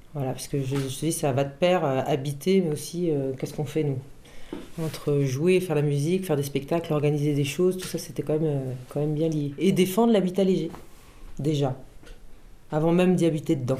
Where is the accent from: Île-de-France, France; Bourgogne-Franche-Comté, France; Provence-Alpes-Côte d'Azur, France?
Île-de-France, France; Paris; moved away as an adult; now in Fontvive, France; Je suis parisienne mais j'ai beaucoup voyagé